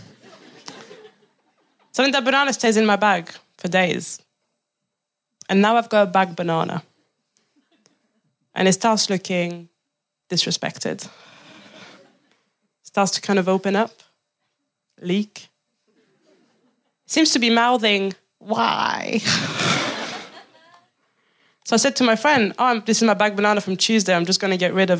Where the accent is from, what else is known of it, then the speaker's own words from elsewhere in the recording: France; now in England, United Kingdom; I'm from France